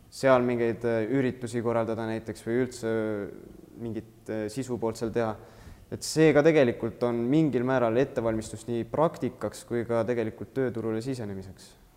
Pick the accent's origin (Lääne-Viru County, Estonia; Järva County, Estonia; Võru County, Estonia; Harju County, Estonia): Võru County, Estonia; Antsla; now in Tartu, Estonia; ma olen üldse Võrumaalt Antslast pärit